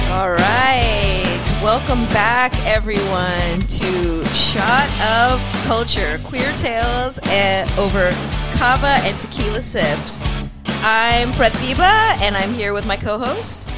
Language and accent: English; San Francisco, California, United States; both of us are people who are, like, born and raised in San Francisco and the Bay